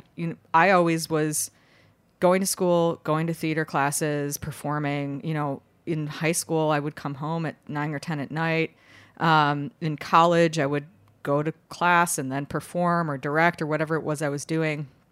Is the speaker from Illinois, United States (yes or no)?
yes; Chicago, Illinois, United States; now in New York City, United States; I grew up in Chicago